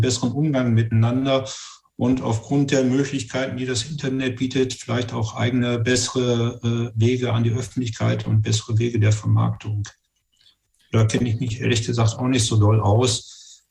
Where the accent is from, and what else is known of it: Göttingen, Lower Saxony, Germany